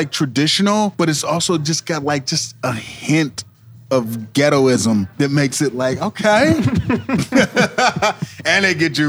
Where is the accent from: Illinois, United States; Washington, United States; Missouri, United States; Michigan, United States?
Missouri, United States; Kansas City; also born or lived in Brooklyn; when I was a kid growing up in Kansas City